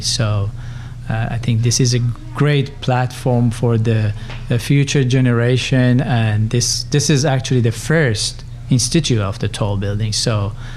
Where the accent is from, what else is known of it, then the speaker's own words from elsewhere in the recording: Tehran, Tehran Province, Iran; moved away as an adult; also born or lived in Berkeley, California, United States; now in United States; I'm originally Persian. I grew up in uh, Tehran in Iran